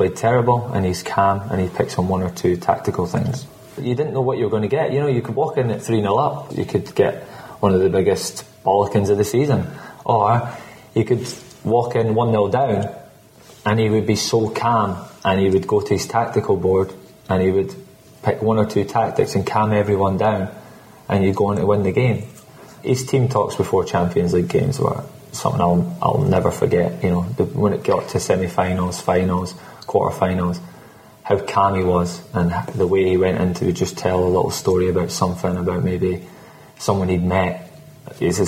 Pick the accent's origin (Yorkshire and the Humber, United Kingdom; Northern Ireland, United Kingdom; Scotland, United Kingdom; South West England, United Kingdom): Scotland, United Kingdom; I'm Scottish